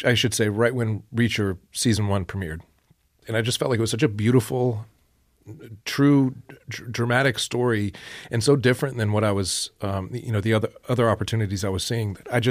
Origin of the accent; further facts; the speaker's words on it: Niceville, Florida, United States; Niceville, Florida is